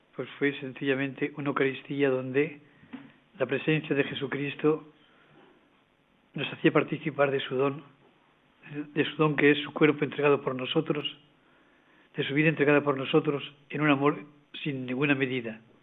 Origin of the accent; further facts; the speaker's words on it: Valencian Community, Spain; moved away; Nací en ella y he vuelto a ella.